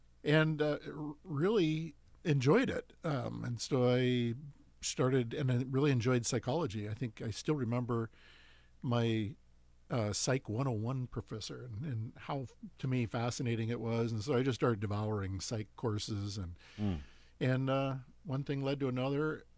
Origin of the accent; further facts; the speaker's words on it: Portland, Oregon, United States; Portland, Oregon.